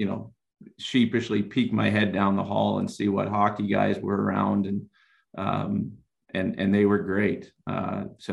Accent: Rockland County, New York, United States; moved away as an adult; now in Denver, United States; I grew up in Rockland County, New York.

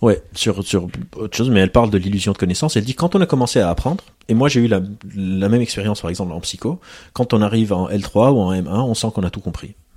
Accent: Lebanon; je viens du Liban, j'ai grandi au Liban, dans un contexte de guerre civile

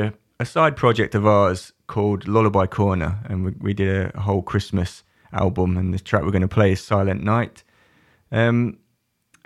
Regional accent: United Kingdom; we're so British.

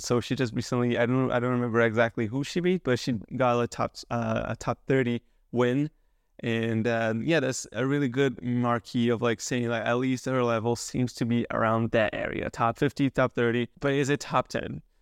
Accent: Canada; as a Canadian

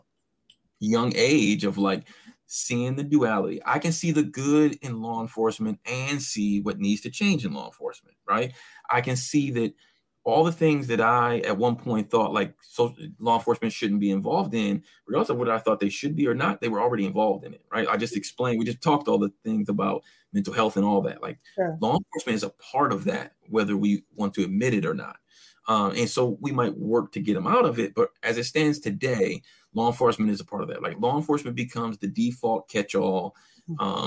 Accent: Inkster, Michigan, United States; also born or lived in Taylor, Michigan; growing up in Inkster, primarily African-American community with a white mother

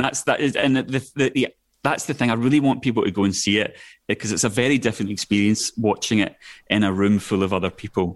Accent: Scotland, United Kingdom; accent: Scottish; now in London, United Kingdom; my Scottish accent

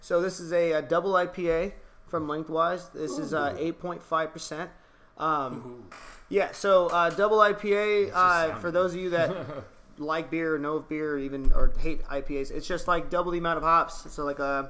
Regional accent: Bakersfield, California, United States; I am from Bakersfield, California

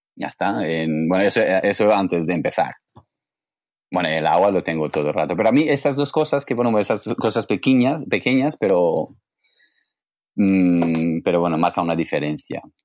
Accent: England, United Kingdom; Spanish is a second language; moved away as an adult; now in Barcelona, Spain; yo vengo de Inglaterra

